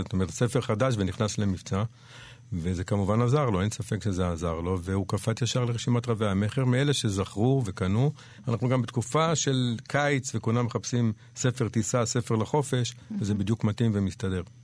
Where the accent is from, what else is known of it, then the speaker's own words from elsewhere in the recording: Jerusalem, Jerusalem District, Israel; also born or lived in Panama / New York; נולדתי בנחלאות בירושלים